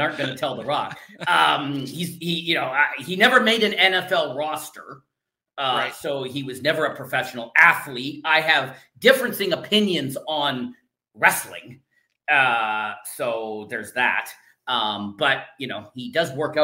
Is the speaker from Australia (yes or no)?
no; Canada; I'm Canadian